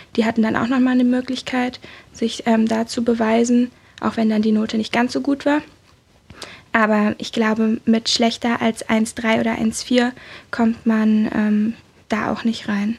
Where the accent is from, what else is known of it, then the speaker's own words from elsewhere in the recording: Berlin, Germany; Ich komme aus Berlin